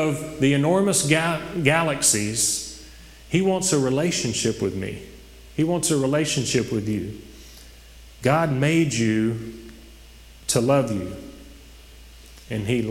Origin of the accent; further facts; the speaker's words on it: Oak Grove, Louisiana, United States; I'm from Oak Grove, small town, went to the Goodwill Church. When I was a kid